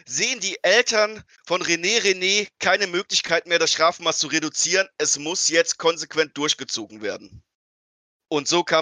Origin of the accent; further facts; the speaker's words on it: Eifel, Germany; Ich, ich komme aus der Eifel, da gibt es gewisse Überschneidungen der Lebensart.